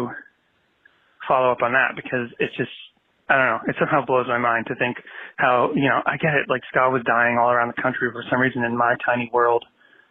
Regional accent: Boston, Massachusetts, United States; I'm from Boston

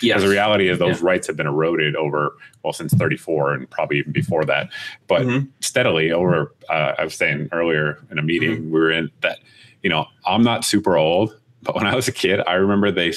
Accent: Massachusetts, United States; moved away; I'm originally from Massachusetts. I grew up, I could see the Smith & Wesson factory

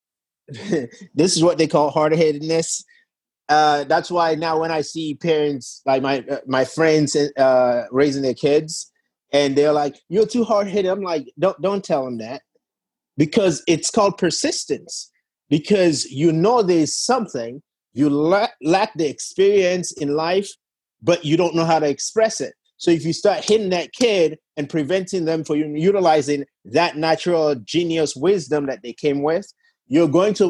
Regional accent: Sierra Leone; I was born and raised in Sierra Leone in West Africa.

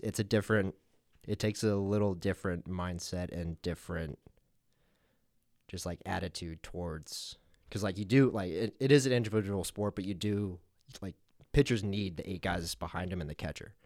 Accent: Longmont, Colorado, United States; moved away as an adult; also born or lived in New York City; now in McCook, United States; grew up in Colorado, at Longmont, Colorado, uh, outside of Boulder

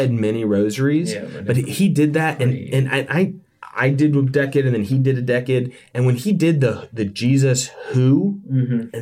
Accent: Yorktown, Virginia, United States; moved away; back home, back where I grew up in Yorktown, Virginia

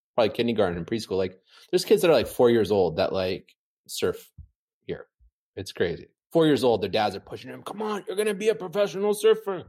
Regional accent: San Clemente, California, United States; Growing up in San Clemente, even in the nineties, in the eighties

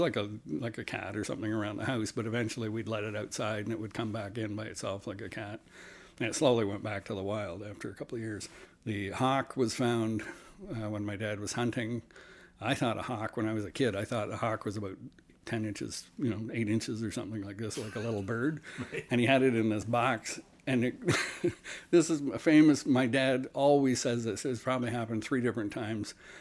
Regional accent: Simcoe, Ontario, Canada; also born or lived in Toronto, Ontario; I am from Simcoe, Ontario, as a kid, which, not to be confused with Barrie area, Simcoe County, near Port Dover. I was there till I was about 12, and then moved to Toronto

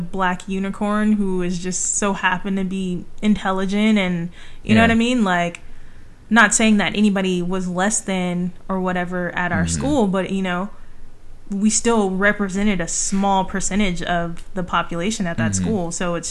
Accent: California, United States; growing up in California.

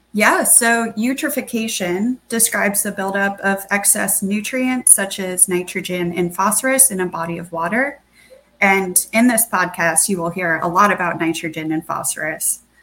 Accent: South Florida, United States; I grew up in South Florida

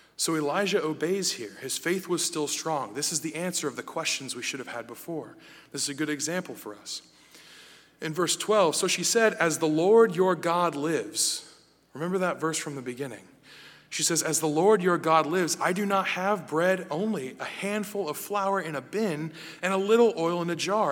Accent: United States; me as an American

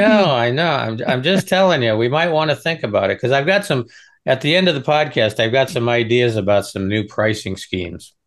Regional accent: Nebraska, United States; I'm originally from Nebraska.

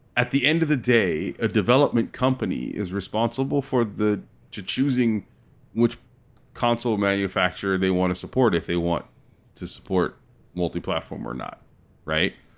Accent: California, United States; I'm from California

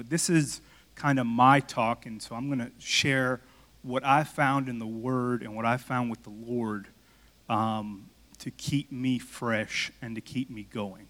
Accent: Miami, Florida, United States; moved away; I'm from Miami

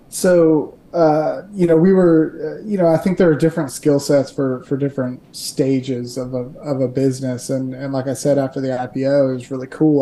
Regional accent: Kentucky, United States; also born or lived in Dayton, Ohio; I'm born and raised in Kentucky.

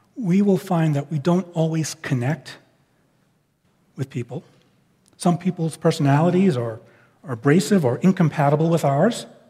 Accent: New York, United States; moved away as an adult; now in West Coast, United States; I'm from New York and I, I act and think differently than people from the West Coast. And I know they bear with me in, in some of my speech patterns and, and thought patterns, not sinful, just it's kind of the result of how I grew up.

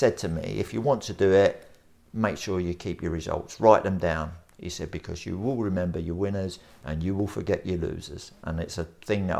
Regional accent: London, United Kingdom; I was born in Bermondsey, South London

